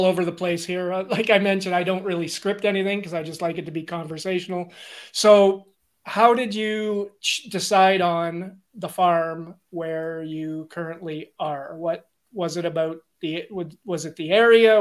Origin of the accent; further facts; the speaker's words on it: Mattawa, Ontario, Canada; I'm originally from Northern Ontario. I'm born and raised in Mattawa